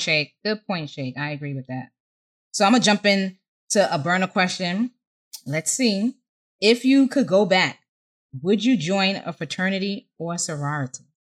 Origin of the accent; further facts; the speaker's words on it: New York, United States; I was from New York